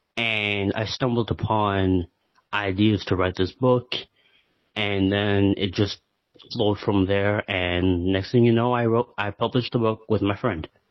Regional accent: Canada; I'm from Canada

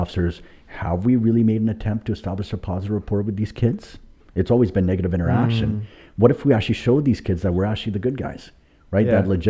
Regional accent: Ladner, British Columbia, Canada; In Lander.

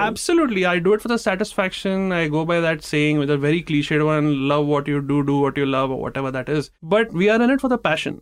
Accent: India

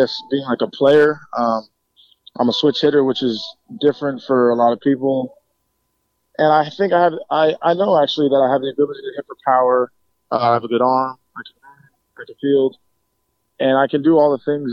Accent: New York City, New York, United States; growing up in the Bronx, like 10 minutes from Yankee Stadium

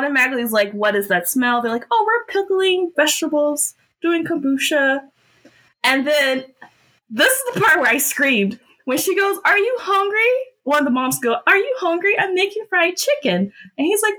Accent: Georgia, United States; I was born and bred in Georgia

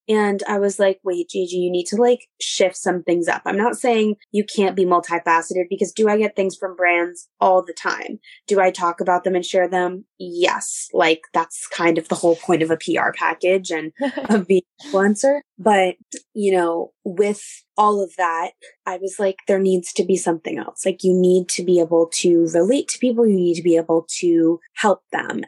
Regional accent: New York City, New York, United States; I grew up in New York City

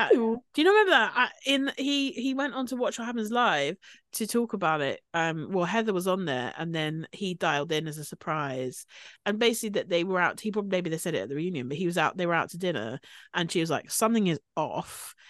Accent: United Kingdom; we're obviously British.

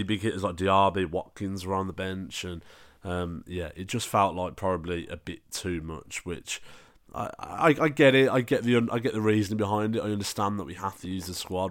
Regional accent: England, United Kingdom

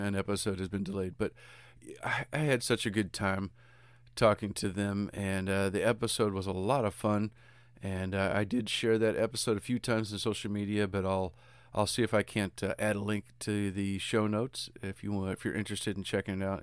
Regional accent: United States; I'm American

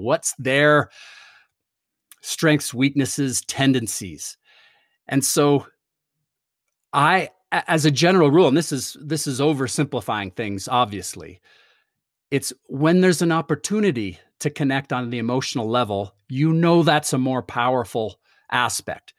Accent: Toronto, Ontario, Canada; moved away as an adult; I grew up in Toronto, uh, moved here f, to go to university

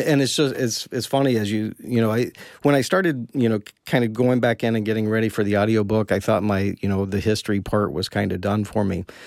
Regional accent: Kentucky, United States; I was born in Kentucky

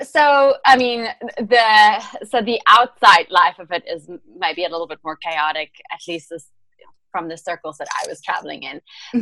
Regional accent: South Africa; English is a second language; moved away as an adult; also born or lived in London; so I am originally from South Africa and um, I was born and raised there, and then I moved to um, London after I graduated from the University of Stellenbosch

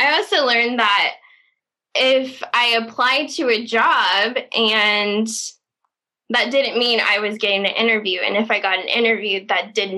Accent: Indiana, United States; moved away as an adult; now in Los Angeles, United States; I'm from Indiana, small town in Indiana.

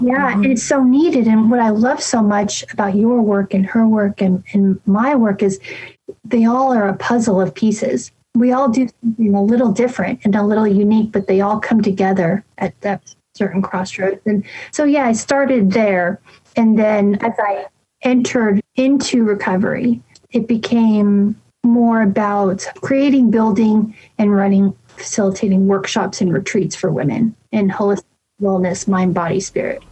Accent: San Francisco, California, United States; moved away; I'm from San Francisco

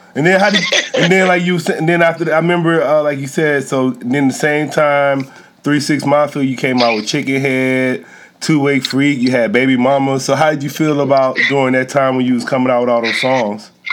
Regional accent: Columbus, Mississippi, United States; I grew up in Columbus, Mississippi, so that's like northeast Mississippi.

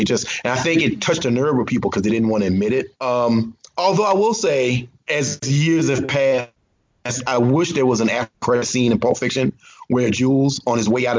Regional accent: the South, United States; I grew up in the South. I grew up really poor.

